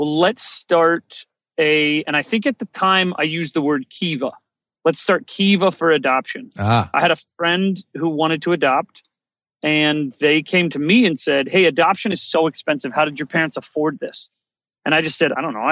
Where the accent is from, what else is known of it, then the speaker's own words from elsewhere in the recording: Ohio, United States; I grew up in Ohio